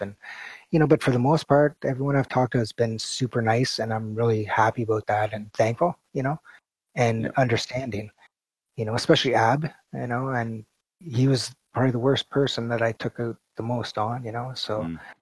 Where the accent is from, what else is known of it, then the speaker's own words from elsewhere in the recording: Canada; I'm Canadian